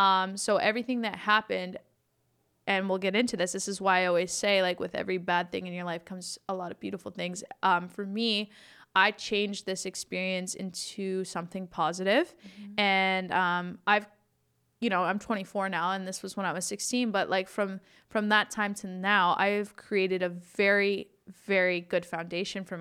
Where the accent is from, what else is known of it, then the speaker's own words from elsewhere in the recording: Listowel, Ontario, Canada; also born or lived in Arthur, Ontario / Palmerston, Ontario; now in Toronto, Canada; I grew up in Listowel